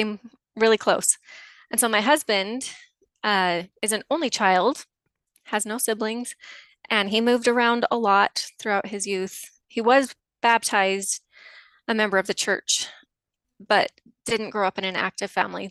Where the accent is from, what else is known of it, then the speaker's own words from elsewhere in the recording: just south of Salt Lake, Utah, United States; I grew up in Utah, just south of Salt Lake